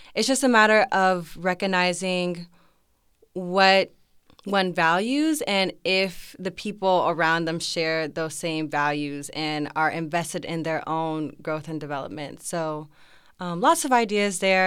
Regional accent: Arlington, Texas, United States; I'm a senior, um, from Arlington, Texas

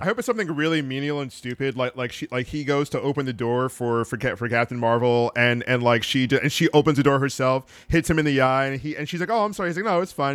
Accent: Florida, United States; growing up in Florida

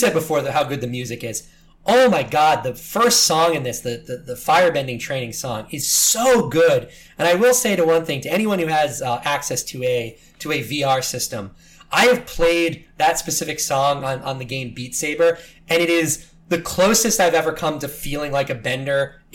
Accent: New York City, New York, United States; as a New Yorker

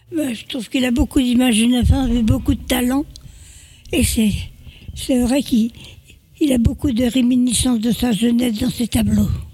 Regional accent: Paris, Île-de-France, France; je suis née euh, à Paris. Mes parents sont de la Franche-Comté.

